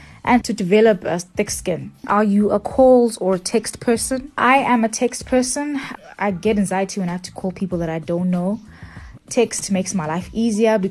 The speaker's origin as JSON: {"language": "English", "town": "Pietermaritzburg", "region": "KwaZulu-Natal", "country": "South Africa", "tie": "born or raised there", "said": "a 30-year-old floral designer born and bred in Pietermaritzburg. I own a tabletop decor and floral design company."}